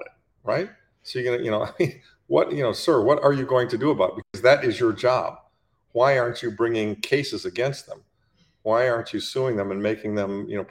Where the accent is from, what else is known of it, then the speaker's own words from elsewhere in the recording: Detroit, Michigan, United States; I grew up in Detroit, the Detroit area.